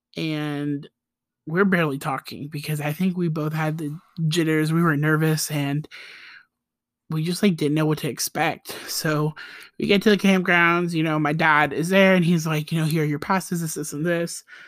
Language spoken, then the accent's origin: English; Costa Rica; accent: Costa Rican; my Costa Rican accent